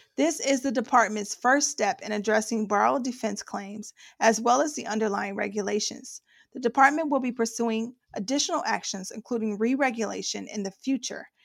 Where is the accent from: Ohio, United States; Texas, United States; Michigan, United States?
Ohio, United States; I'm from Ohio.